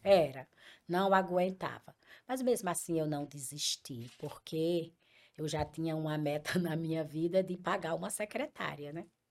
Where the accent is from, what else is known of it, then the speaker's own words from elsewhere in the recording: Picuí, Paraíba, Brazil; moved away as an adult; also born or lived in Brasília / Currais Novos / Açu / Mossoró; now in Fortaleza, Brazil; eu sou de Picuí, uma cidade de muito empreendedores.